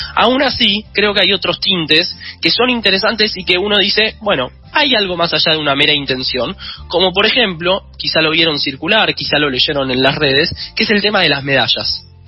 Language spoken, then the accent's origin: Spanish; Argentina